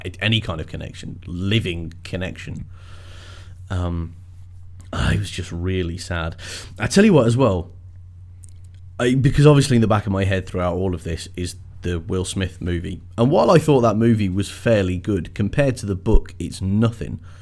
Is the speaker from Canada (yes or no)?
no; England, United Kingdom; I am English